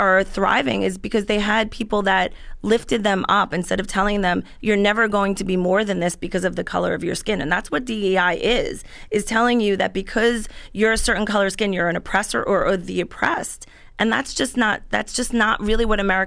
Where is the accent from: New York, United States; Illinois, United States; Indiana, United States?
New York, United States; Central Islip; I grew up in Central Islip